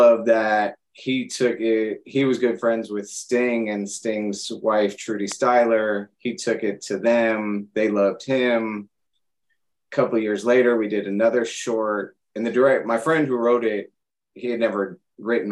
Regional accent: San Francisco, California, United States; now in Los Angeles, United States; I grew up in San Francisco

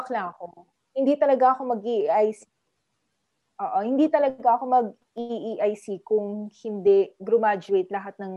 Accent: Laoag, Ilocos Region, Philippines; moved away as an adult; now in Manila, Philippines; Lawag, Lawag, particularly Lawag Barangay 7, as in sentrong sentro.

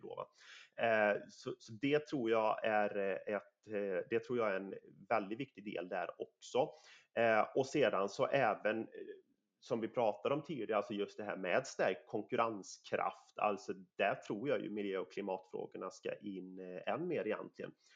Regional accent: Sweden; mitt område där jag kommer ifrån, eh, jag har fem mil till Göteborg, alltså Nordens största hamn. jag har fyra mil ner till Varberg

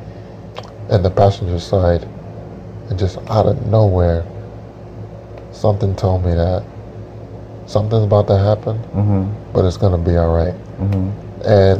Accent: Utica, New York, United States; now in New Hampshire, United States; We were back in our hometown

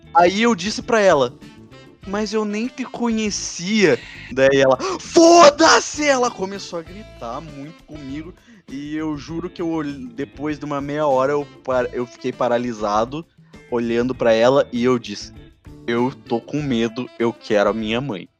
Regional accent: South Region, Brazil; accent: southern (Sul)

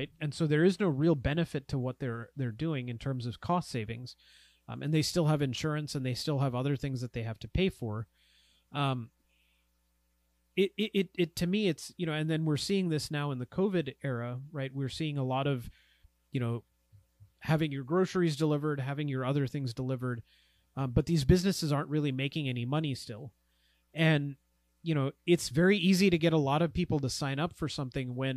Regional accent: United States; as an American, you know, who's lived, born and raised here

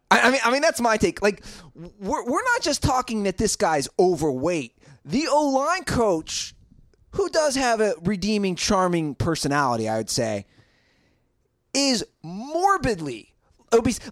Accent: Cincinnati, Ohio, United States; Growing up in Cincinnati

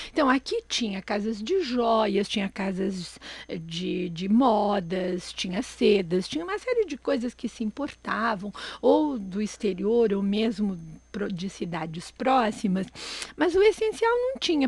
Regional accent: São Paulo, Brazil; São Paulo, onde eu nasci

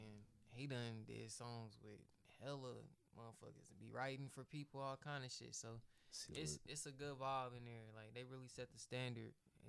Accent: Grandview, Missouri, United States

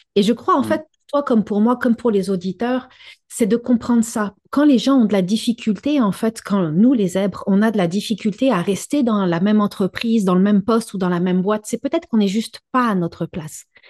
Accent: Quebec, Canada; chez nous au Québec

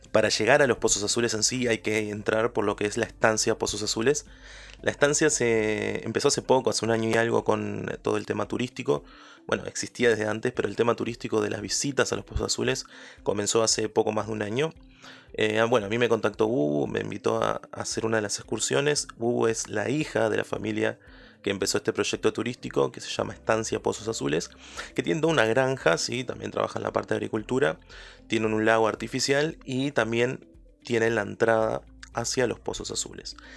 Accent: Uruguay; mi país, por Uruguay

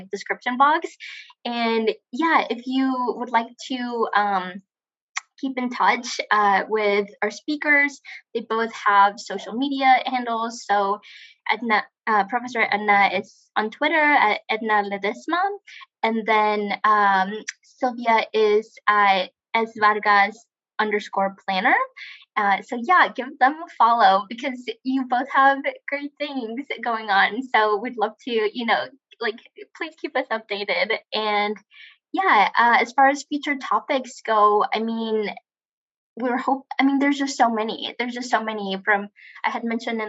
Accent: Tijuana, Baja California, Mexico; I'm from Tijuana

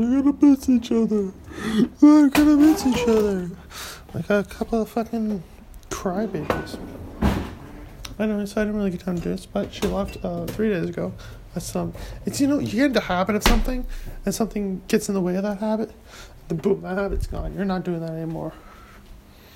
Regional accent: Canada; I am Canadian

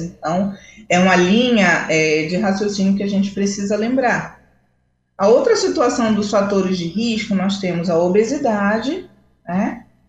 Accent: Belém, Pará, Brazil; also born or lived in Rio de Janeiro; e agora eu retornei novamente a Belém, minha cidade natal

